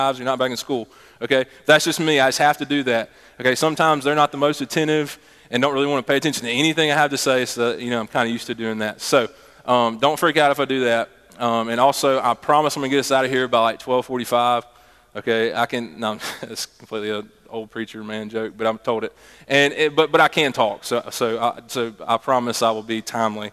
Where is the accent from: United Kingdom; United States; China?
United States; Meridian, Mississippi; moved away as an adult; also born or lived in Laurel, Mississippi / Sandersville, Mississippi; when I was in second grade, I moved to Meridian, and lived there all throughout high school